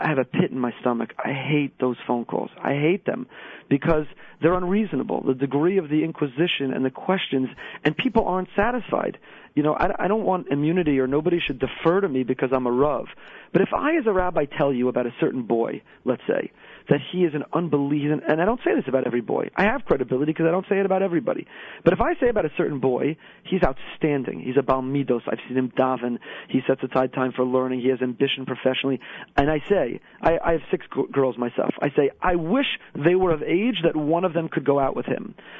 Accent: Teaneck, New Jersey, United States; now in Boca Raton, United States; a young child growing up in Teaneck

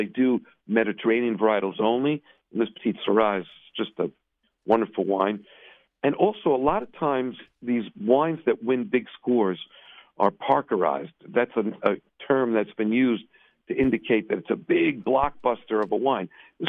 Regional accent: New York City, New York, United States; I'm from Williamsburg

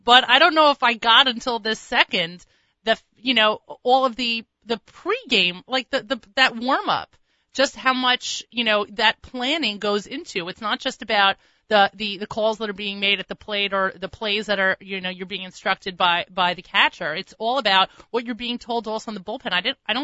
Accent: New York City, New York, United States; as a New Yorker

